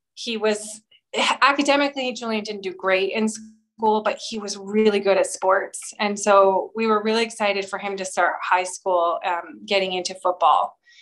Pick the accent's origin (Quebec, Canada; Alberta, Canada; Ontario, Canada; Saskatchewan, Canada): Alberta, Canada; Edmonton; now in Calgary, Canada; I grew up in Edmonton, Alberta, but moved to Calgary when I was 18